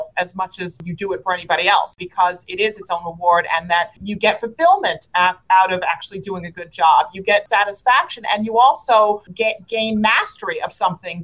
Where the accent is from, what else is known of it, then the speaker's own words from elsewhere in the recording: New York City, New York, United States; I grew up in Brooklyn, New York. I'm born and raised there. I still live there to this day